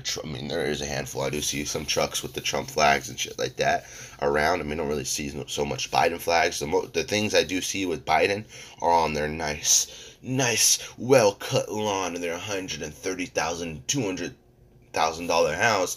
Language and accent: English; United States; as American people